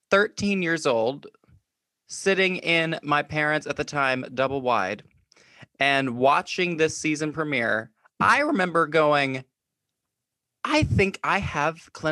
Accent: Georgia, United States; I am from Georgia.

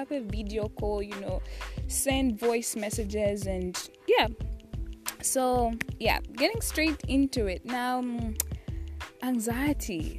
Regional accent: Zambia; I'm from Zambia, and I attend the University of Zambia

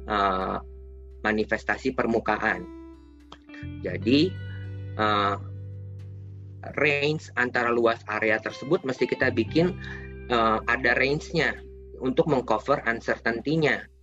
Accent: West Java, Indonesia; padahal saya aslinya orang Sunda gitu kan ya.

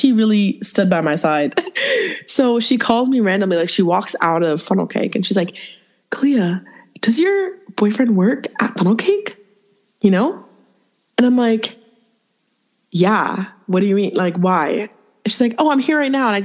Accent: Toronto, Ontario, Canada; moved away; So I grew up in Toronto.

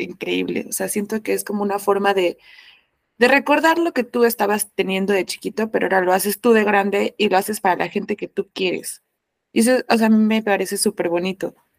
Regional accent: Mexico; como mexicana

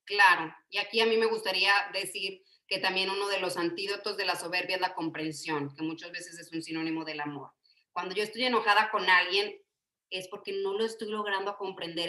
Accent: Yucatán, Mexico; somos chaparritos, somos yucatecos

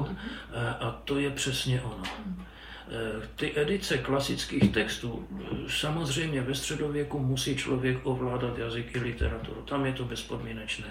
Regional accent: Přerov, Olomouc Region, Czechia; moved away; also born or lived in Prague; jsem rodák z Přerova

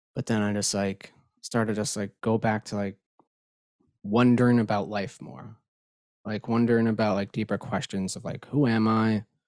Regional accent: Long Island, New York, United States

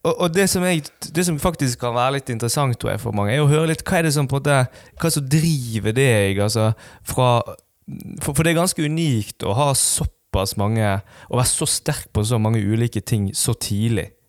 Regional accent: Western Norway, Norway; Vi er jo vi er stolte vestlendinger. Ja. Iallfall jeg. er Veldig stolt vestlending

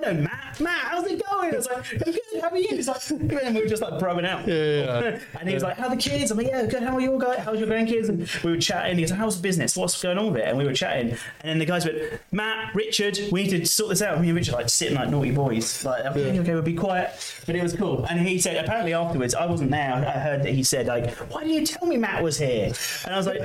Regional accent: London, United Kingdom; I'm from London

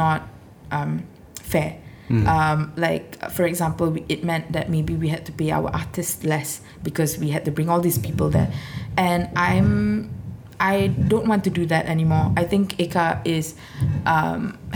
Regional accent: Singapore; also born or lived in London; an ethnic minority Singaporean

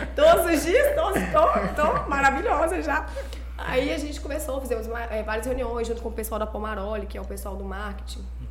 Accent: Governador Valadares, Minas Gerais, Brazil; moved away as an adult; now in Goiânia, Brazil; Eu sou nascida aqui em Valadares

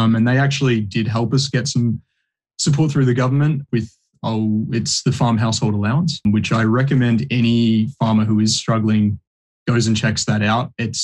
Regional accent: Bendigo, Victoria, Australia; moved away as an adult; also born or lived in New Zealand; I grew up in Bendigo

